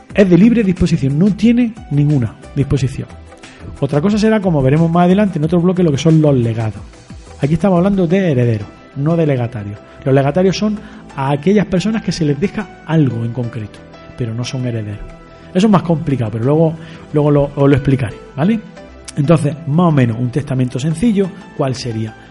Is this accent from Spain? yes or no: yes; Spain; yo soy español